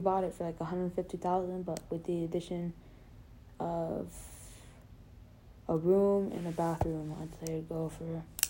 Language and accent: English; California, United States; I'm from California, man.